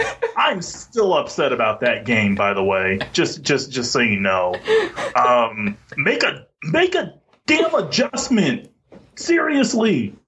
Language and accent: English; Kansas, United States; moved away; I'm from Kansas.